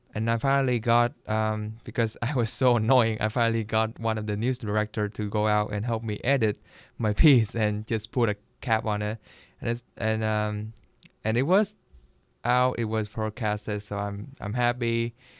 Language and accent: English; Washington, United States; moved away; I come from Washington State